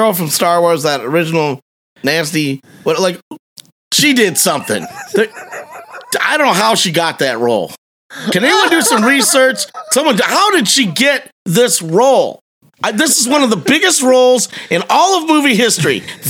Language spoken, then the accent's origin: English; Costa Rica; I didn't. I'm from Costa Rica. I was disappointed.